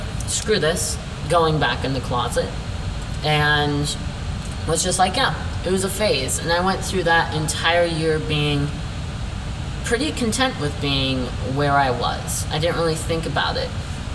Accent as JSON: {"language": "English", "town": "Glenrock", "region": "Wyoming", "country": "United States", "tie": "born or raised there", "also_born_or_lived": "Pryor, Montana", "moved": "yes", "said": "I grew up in Glen Rock, Wyoming, and then I was in Pryor, Montana, all the times being raised by very religious and or conservative people"}